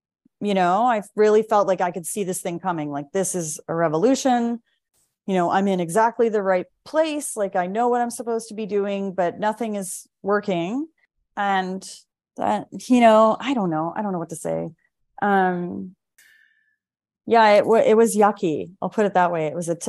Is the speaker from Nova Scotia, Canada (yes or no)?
yes; Lunenburg, Nova Scotia, Canada; now in Vancouver, Canada; that's when I relocated to Vancouver from Halifax, from Lunenburg, Nova Scotia, and really started to kind of rebuild and rethink.